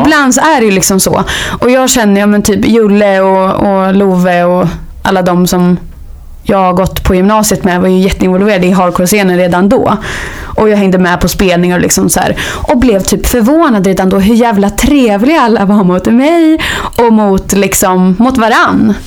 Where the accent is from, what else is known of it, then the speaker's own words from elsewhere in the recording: Hällefors, Örebro County, Sweden; moved away; Jag kommer från Hällefors. Så jag började spela där på kulturskolan